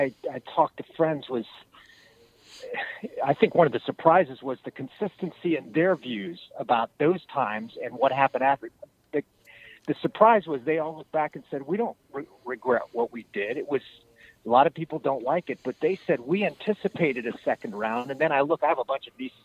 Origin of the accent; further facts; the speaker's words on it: United States; I'm an American. I grew up playing Little League